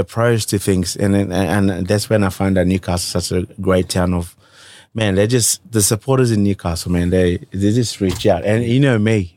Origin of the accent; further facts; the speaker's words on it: Fiji; now in Australia; I grew up with my, uh, mum and grandparents up right in the interior of, uh, Hovey